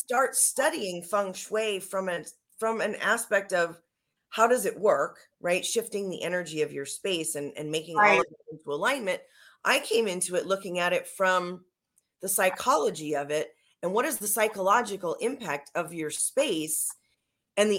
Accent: Minnesota, United States; moved away; I'm from Minnesota too, originally

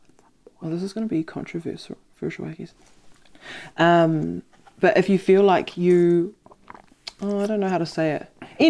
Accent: Hawke's Bay, New Zealand; I'm originally from the Hawke's Bay, so he did a lot of surgeries in Napier that I'd seen physically on people.

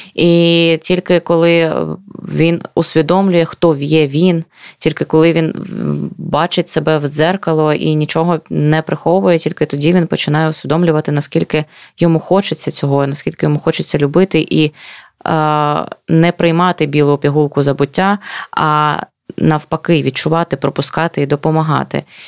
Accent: Luhansk Oblast, Ukraine; я з Луганщини

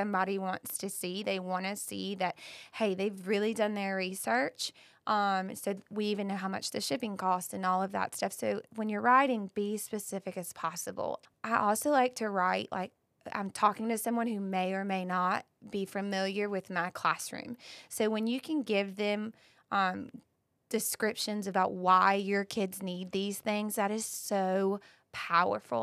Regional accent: Bath, North Carolina, United States; I grew up in Bath

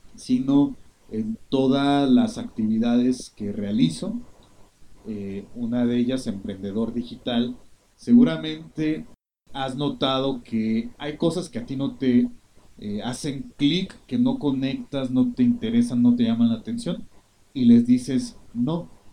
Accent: Mexico

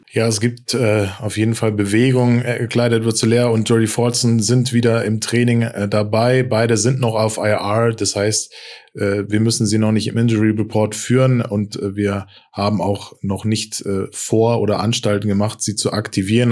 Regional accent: Frankfurt, Hesse, Germany; also born or lived in Stuttgart region; now in Stuttgart, Germany; als gebürtiger Frankfurter wäre es natürlich äh, krass und äh, Wahnsinn, aber ich bin ja jetzt äh, in der Region Stuttgart beheimatet

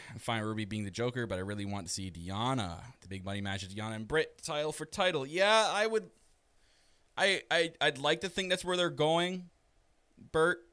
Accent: Canada; I am your Canadian prince

